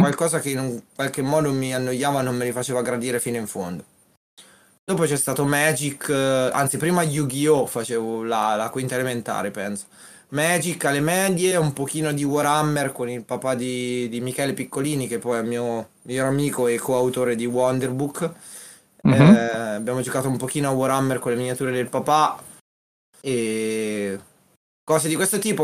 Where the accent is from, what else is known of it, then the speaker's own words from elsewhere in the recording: Umbria, Italy; Io vengo dall'Umbria